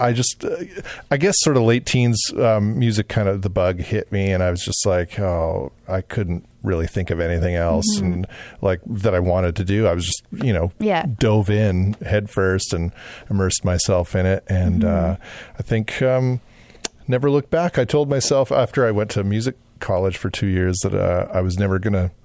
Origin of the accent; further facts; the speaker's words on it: Portage la Prairie, Manitoba, Canada; moved away as an adult; now in Winnipeg, Canada; I am originally from Portage la Prairie.